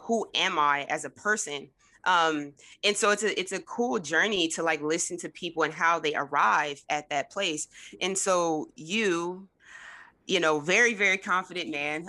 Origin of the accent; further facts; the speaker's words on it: Trenton, New Jersey, United States; Jordan and I are actually from, um, both from New Jersey, from Trenton